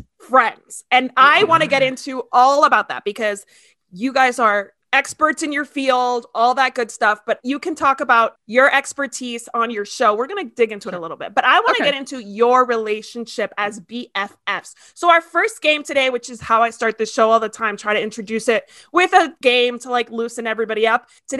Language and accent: English; Ecuador; born there; I was born in Ecuador, actually.